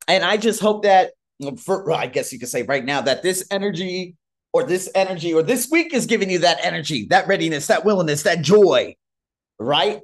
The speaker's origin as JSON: {"language": "English", "country": "United States", "moved": "as an adult", "lives_now": "Thailand", "said": "I'm from America."}